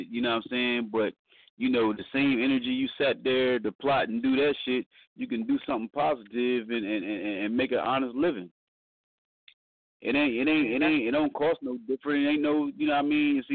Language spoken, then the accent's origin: English; New York, United States; and I know how it was when I first started, you know, growing up in New York.